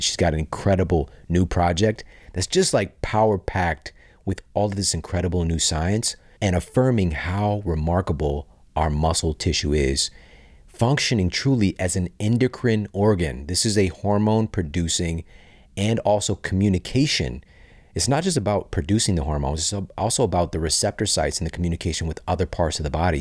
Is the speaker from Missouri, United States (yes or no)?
yes; St. Louis, Missouri, United States; Washington University in my hometown of Saint Louis, Missouri